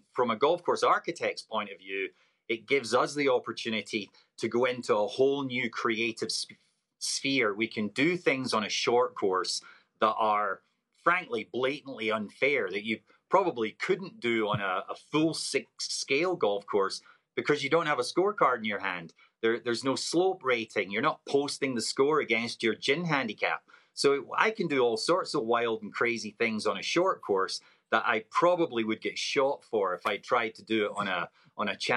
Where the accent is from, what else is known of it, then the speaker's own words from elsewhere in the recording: Scotland, United Kingdom; now in Oregon, United States; Being a Scotsman, born and raised